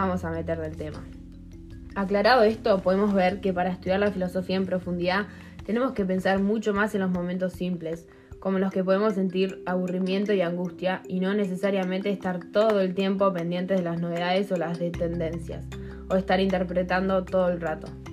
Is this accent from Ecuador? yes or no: no; Uruguay; siendo uruguayos menores de edad que viven en el siglo XXI y van al British